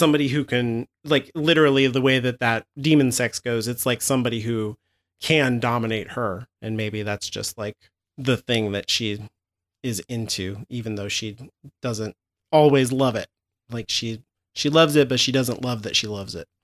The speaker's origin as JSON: {"language": "English", "country": "United States", "said": "I'm too American"}